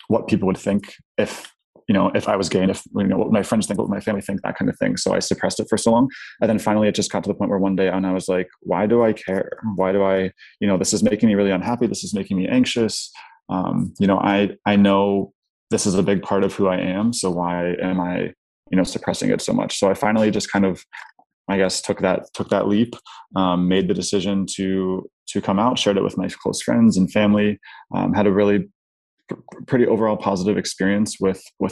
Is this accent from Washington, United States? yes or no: no; Pittsburgh, Pennsylvania, United States; moved away as an adult; now in Chicago, United States; I grew up in a pretty affluent white suburb in Pittsburgh, middle to upper class